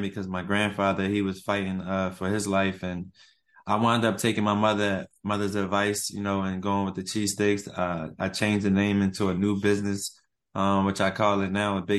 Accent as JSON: {"language": "English", "town": "Philadelphia", "region": "Pennsylvania", "country": "United States", "tie": "born or raised there", "moved": "as an adult", "lives_now": "Atlanta, United States", "said": "I'm from West Philly, born and raised"}